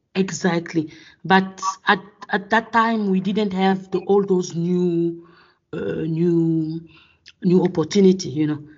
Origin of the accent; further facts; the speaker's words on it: Gabon; moved away as an adult; also born or lived in Congo / France; now in South Africa; born in Congo, but I grew up in Gabon.